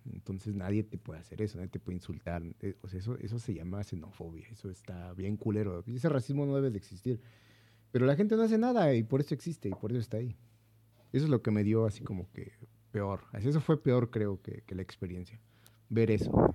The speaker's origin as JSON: {"language": "Spanish", "country": "Mexico", "said": "soy mexicano"}